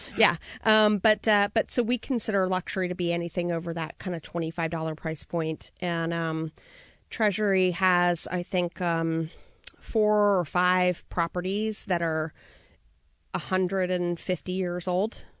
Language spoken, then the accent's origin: English; Long Island, New York, United States; now in Napa, United States; I'm from New York originally